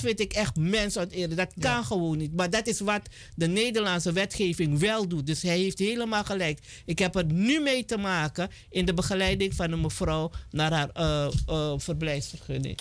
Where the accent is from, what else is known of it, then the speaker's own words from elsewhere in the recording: Suriname; ook al zijn we Surinamers